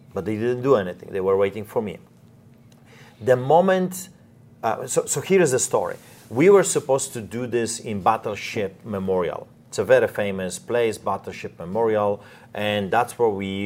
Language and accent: English; Poland; moved away; I grew up in Poland.